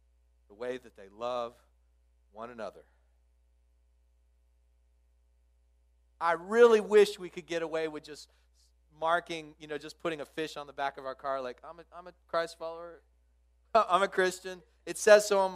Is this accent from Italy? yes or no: no; Midland, Texas, United States; I grew up out in Midland, Texas